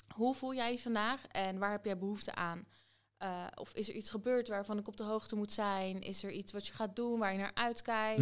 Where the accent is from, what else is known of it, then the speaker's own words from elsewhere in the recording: Soest, Utrecht, Netherlands; ik woon hier nog steeds, mijn hele leven lang